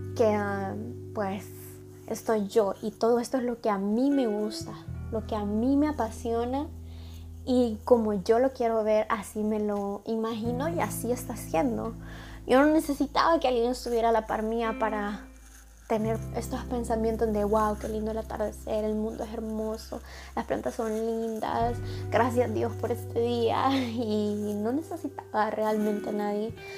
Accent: El Salvador; moved away as an adult; mi abuelo falleció en mi país, en El Salvador

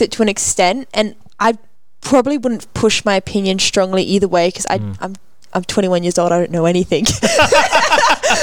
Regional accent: Australia; I'm Australian

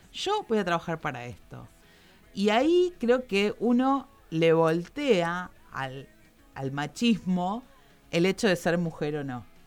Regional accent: Campana, Buenos Aires Province, Argentina; Yo soy, yo soy de acá, soy de Campana

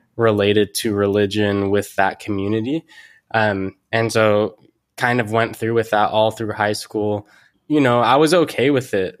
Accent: Mountain View, California, United States; now in San Francisco, United States; I grew up here in Silicon Valley. Uh, grew up in Mountain View and currently in San Francisco.

